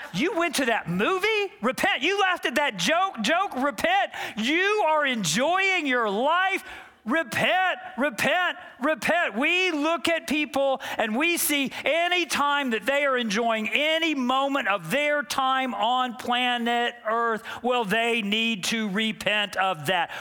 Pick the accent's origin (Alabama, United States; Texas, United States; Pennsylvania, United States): Texas, United States; Dallas; I grew up in Dallas, Texas